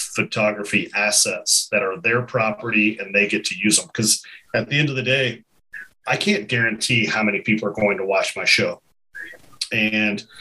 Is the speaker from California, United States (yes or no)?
no; Kentucky, United States; growing up in Kentucky